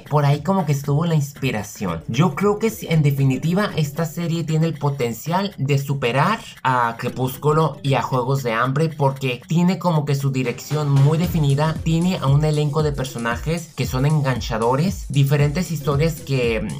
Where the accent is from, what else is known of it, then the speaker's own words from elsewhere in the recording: Mexico; Yo, digamos, como mexicano, yo nunca he seguido el cine de mi país porque a mí no me gusta